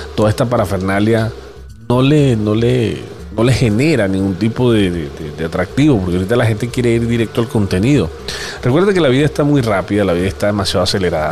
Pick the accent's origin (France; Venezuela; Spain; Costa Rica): Venezuela; como todo venezolano